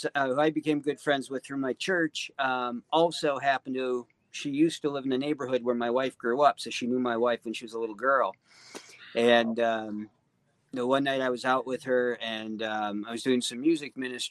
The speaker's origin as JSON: {"language": "English", "town": "Youngstown", "region": "New York", "country": "United States", "tie": "born or raised there", "said": "I would not hesitate to identify Youngstown as my hometown."}